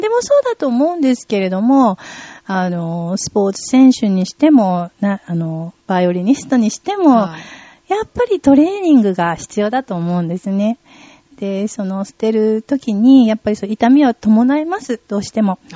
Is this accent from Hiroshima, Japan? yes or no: no; Tokyo, Japan; 私の地元が、はい、東京岡山でして、そこで断捨離を広めている活動をしています